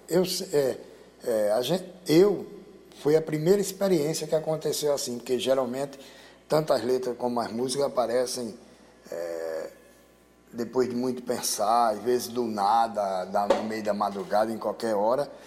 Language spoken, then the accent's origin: Portuguese; Goiânia, Goiás, Brazil; moved away; also born or lived in Almeirim, Portugal / João Pessoa; Eu sou de Goiânia, fiz muita canção também para minha cidade